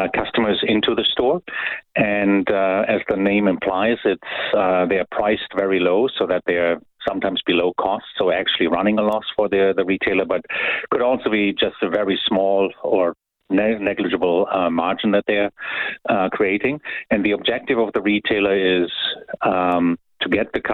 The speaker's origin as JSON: {"language": "English", "country": "Germany", "moved": "yes", "lives_now": "Canada", "said": "I'm from Germany"}